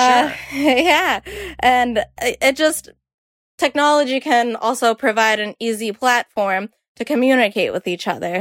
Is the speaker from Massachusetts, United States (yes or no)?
yes; Boston, Massachusetts, United States; I'm from Boston